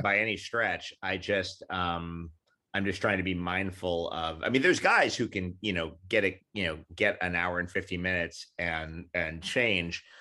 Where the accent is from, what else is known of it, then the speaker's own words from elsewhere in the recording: New York City, New York, United States; also born or lived in Queens, New York; I grew up in New York City.